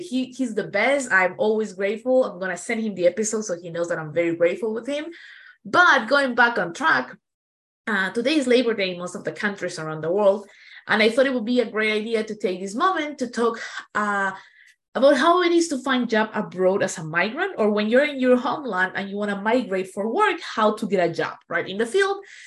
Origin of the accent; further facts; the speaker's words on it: Peru; moved away; I come from Peru where driving it's like an adventure